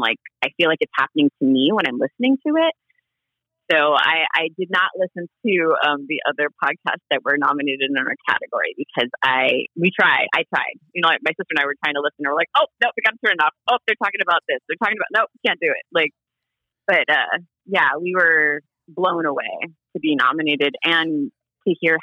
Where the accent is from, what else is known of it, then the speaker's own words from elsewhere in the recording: Honolulu, Hawaii, United States; moved away; I was raised in Honolulu